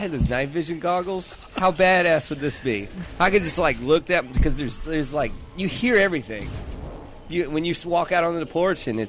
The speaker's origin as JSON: {"language": "English", "region": "South Carolina", "country": "United States", "tie": "born or raised there", "moved": "yes", "lives_now": "Georgia, United States", "said": "My hometown in South Carolina"}